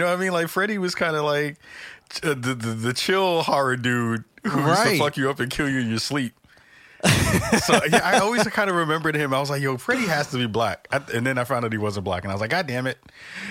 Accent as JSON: {"language": "English", "town": "New York City", "region": "New York", "country": "United States", "tie": "born or raised there", "said": "I'm from the Bronx. We were broke, so we couldn't go to Great Adventures, which was out in Jersey."}